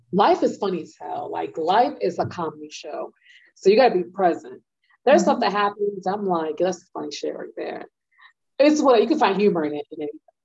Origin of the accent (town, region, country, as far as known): New York City, New York, United States; moved away